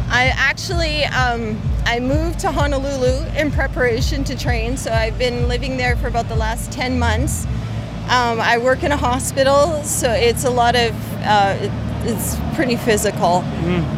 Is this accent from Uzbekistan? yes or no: no; Canada; I'm from Canada.